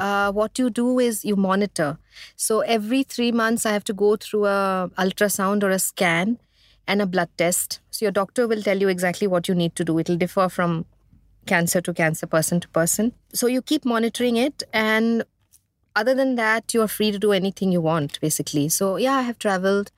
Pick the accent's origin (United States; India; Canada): India; growing up in India